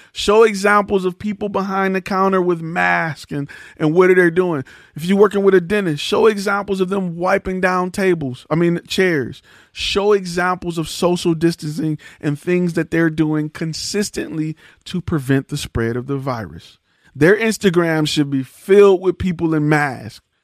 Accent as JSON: {"language": "English", "town": "Detroit", "region": "Michigan", "country": "United States", "moved": "yes", "lives_now": "Texas, United States", "said": "I'm from Detroit"}